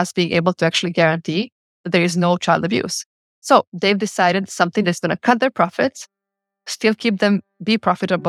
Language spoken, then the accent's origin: English; Podgorica, Montenegro; moved away as an adult; now in Geneva, Switzerland; growing up in Podgorica in the war years